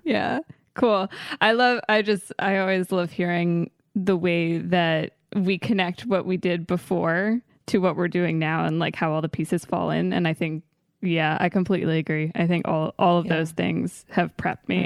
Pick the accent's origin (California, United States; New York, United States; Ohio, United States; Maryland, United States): Maryland, United States; born or raised there; moved away